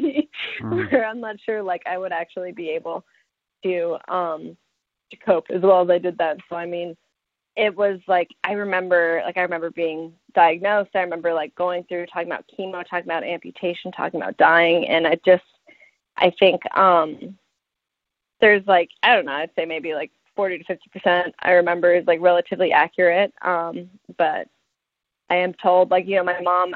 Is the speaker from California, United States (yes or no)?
no; Denver, Colorado, United States; I was born in Denver, Colorado, and I grew up there